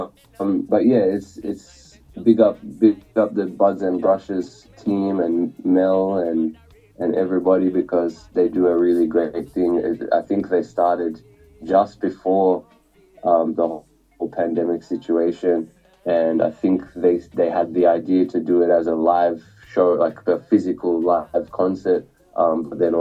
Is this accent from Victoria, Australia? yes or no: no; Sydney, New South Wales, Australia; I'm from Sydney, Australia, Western Sydney. My parents are from India, actually